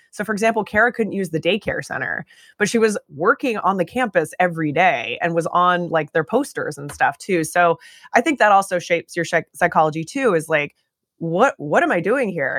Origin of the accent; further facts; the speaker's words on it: Eugene, Oregon, United States; I grew up in Eugene, Oregon